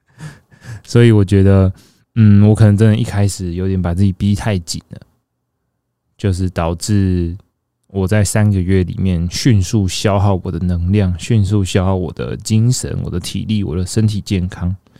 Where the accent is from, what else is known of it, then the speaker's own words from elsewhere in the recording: Taichung, Taiwan; now in northern Taiwan; 身为一个住在北部的人， 我自己是台中人，只是我常年都住在北部